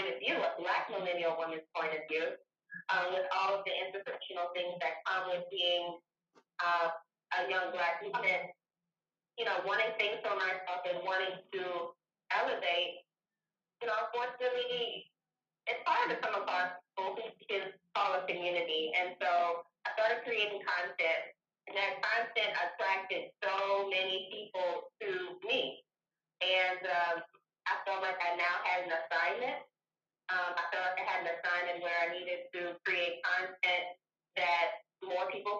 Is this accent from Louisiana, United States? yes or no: yes; Louisiana, United States; I'm originally from Louisiana.